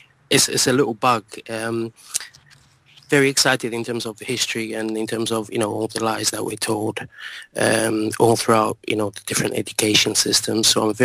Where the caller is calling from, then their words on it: London, United Kingdom; I'm calling from London.